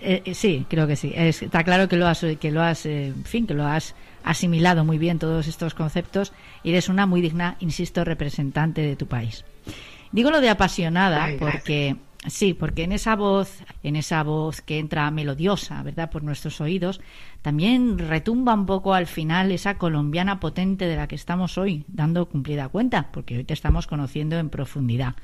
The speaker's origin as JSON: {"language": "Spanish", "country": "Spain", "said": "Los españoles también somos así"}